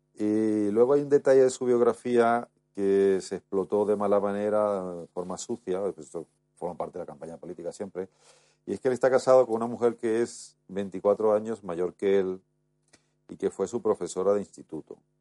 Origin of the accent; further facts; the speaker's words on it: Spain; yo como muchos españoles